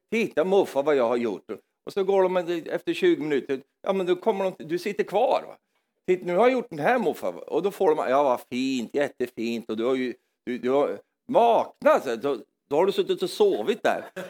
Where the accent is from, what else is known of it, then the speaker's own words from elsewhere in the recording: Norrland, Sweden; moved away; jag är från Norrland i Sverige